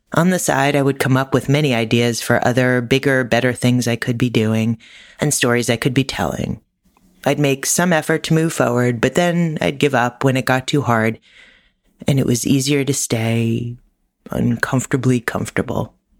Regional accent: New York, United States; New York, my hometown

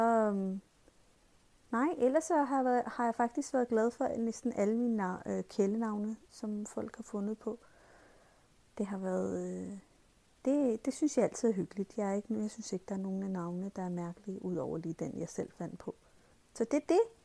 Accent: Pakistan; now in Denmark; i min skoletid, da jeg gik i skole i Pakistan

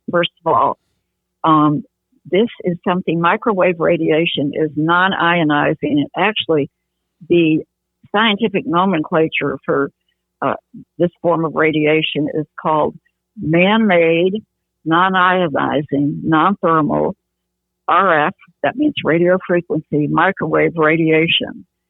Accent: Grosse Pointe, Michigan, United States; also born or lived in Detroit, Michigan; now in Tulsa, United States; I uh, was born and raised in Grosse Pointe, Michigan

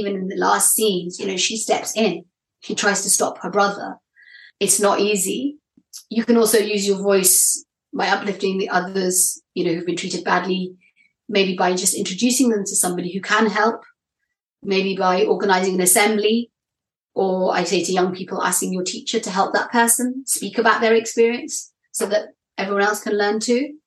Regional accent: United Kingdom; I'm British

